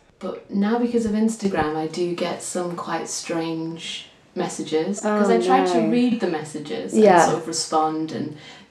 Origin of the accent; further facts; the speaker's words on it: Yorkshire and the Humber, United Kingdom; I'm from Yorkshire, so it was all around sort of the north of England